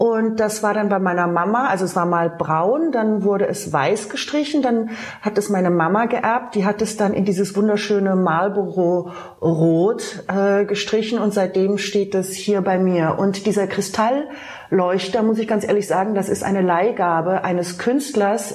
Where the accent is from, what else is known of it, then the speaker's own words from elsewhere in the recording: Baden-Baden, Baden-Württemberg, Germany; now in Berlin, Germany; Ich komme ja aus dem Schwarzwald, aus Baden-Baden